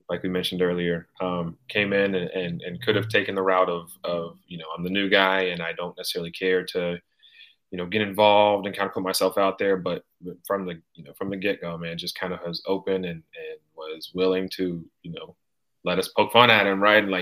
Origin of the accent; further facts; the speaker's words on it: California, United States; dude, I'm from Northern California where it snows every five days.